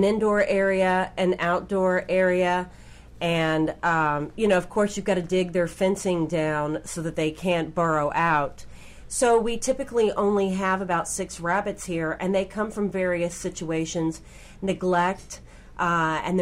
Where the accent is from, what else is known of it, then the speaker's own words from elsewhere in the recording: Kentucky, United States; I grew up in Kentucky